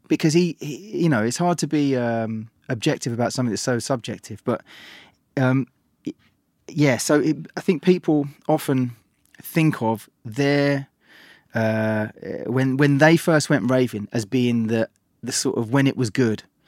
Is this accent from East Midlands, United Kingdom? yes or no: no; London, United Kingdom; I grew up in East London and could listen to pirate radio